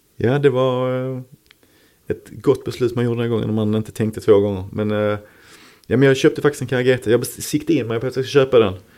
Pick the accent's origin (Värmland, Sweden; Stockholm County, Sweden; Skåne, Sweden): Skåne, Sweden; Malmö; Holma som var lite mina neighborhoods, där jag är född och uppvuxen. Lindeborg ja. bodde jag när jag växte upp.